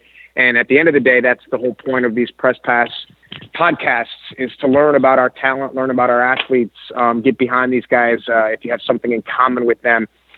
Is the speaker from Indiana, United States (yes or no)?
yes; Indiana, United States; now in Ohio, United States; I live in Ohio now. But I'm not from Ohio, just the state over Indiana